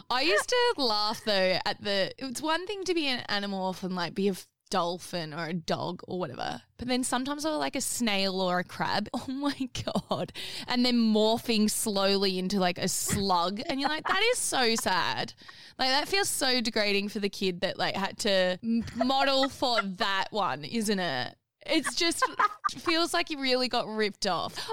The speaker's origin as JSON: {"language": "English", "country": "Australia", "said": "I mean, I know I'm Australian and nowhere near England, but still"}